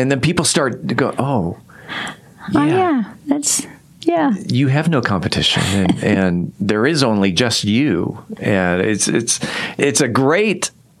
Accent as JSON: {"language": "English", "region": "California", "country": "United States", "moved": "as an adult", "lives_now": "Mansfield, United States", "said": "So I moved here in 2004. But yes, I'm from California, and I feel that I'm pretty deeply rooted in Mansfield."}